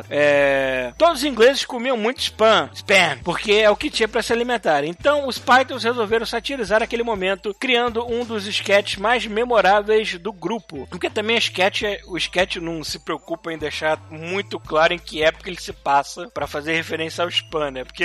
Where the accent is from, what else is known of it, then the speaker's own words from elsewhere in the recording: Cotia, São Paulo, Brazil; tenho 21 anos, sou de Cotia, é São Paulo.